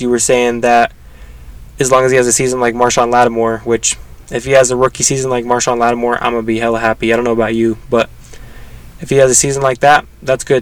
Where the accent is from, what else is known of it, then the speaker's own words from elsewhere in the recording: Colorado, United States; I'm actually from Colorado